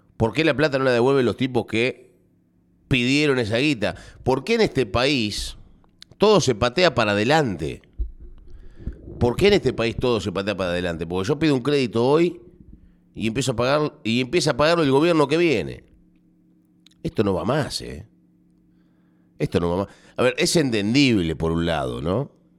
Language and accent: Spanish; Argentina